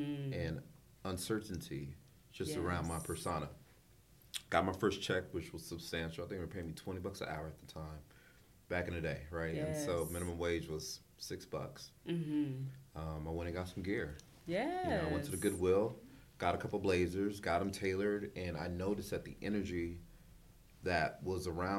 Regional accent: Los Angeles, California, United States; I grew up in South Central primarily

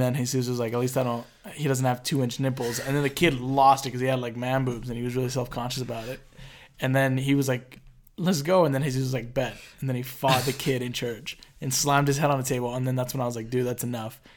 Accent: Jalisco, Mexico; So we're both from Jalisco, which is a state in Mexico.

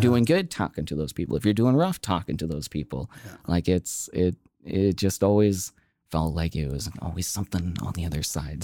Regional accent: Okotoks, Alberta, Canada; growing up in Okotoks

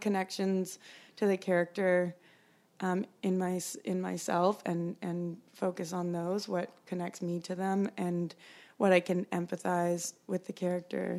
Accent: Calgary, Alberta, Canada; I grew up in Calgary

